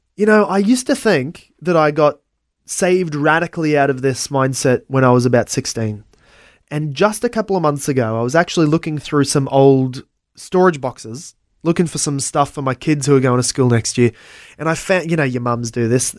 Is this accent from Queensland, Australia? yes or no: yes; Brisbane, Queensland, Australia; also born or lived in Logan / Ipswich; I was born in South Brisbane, uh, and, uh, have only ever lived